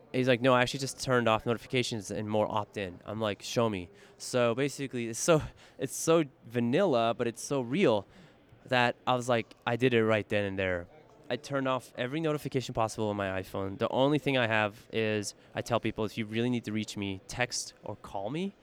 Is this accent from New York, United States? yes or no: no; San Francisco, California, United States; I'm fortunate enough to be born and raised in San Francisco in the Bay Area